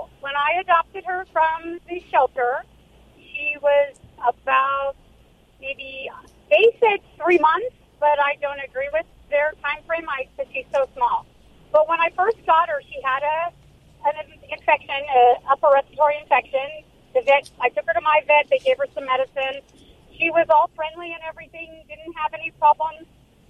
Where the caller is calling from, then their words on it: Orange County, California, United States; I'm calling from Orange County, California.